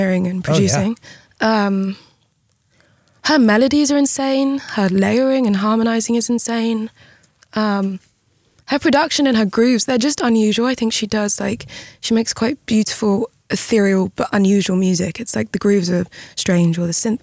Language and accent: English; United Kingdom; being British